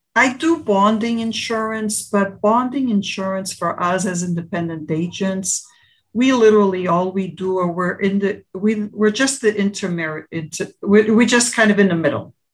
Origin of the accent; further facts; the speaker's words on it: Portugal; now in United States; I am um, born in the United States, but I grew up in Portugal